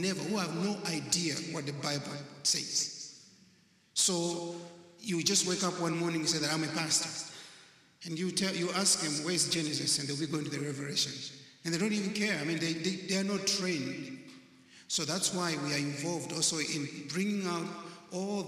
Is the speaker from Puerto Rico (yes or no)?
no; Malawi; I come from Malawi, not Maui. That's in Africa